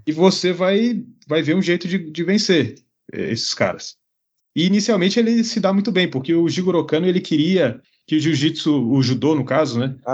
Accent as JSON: {"language": "Portuguese", "country": "Brazil", "said": "sou lá do Brasil"}